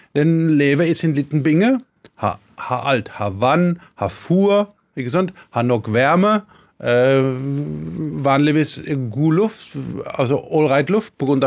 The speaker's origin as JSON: {"language": "Norwegian", "town": "Karlsruhe", "region": "Baden-Württemberg", "country": "Germany", "tie": "born or raised there", "also_born_or_lived": "Scotland", "second_language": "Norwegian", "moved": "as an adult", "lives_now": "Hedmark, Norway", "said": "jeg er født og vokst opp i Tyskland."}